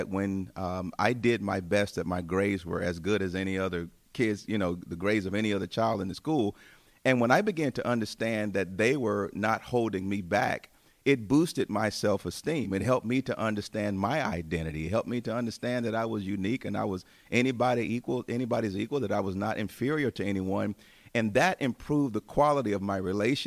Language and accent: English; Tuscaloosa, Alabama, United States; also born or lived in Chicago area; now in Chicago, United States; I grew up in Alabama, as we mentioned before, in the city of Tuscaloosa